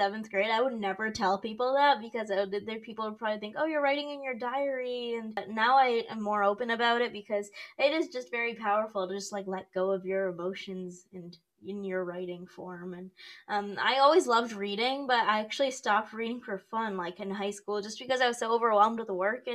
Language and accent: English; Rochester, New York, United States; I'm from Rochester, New York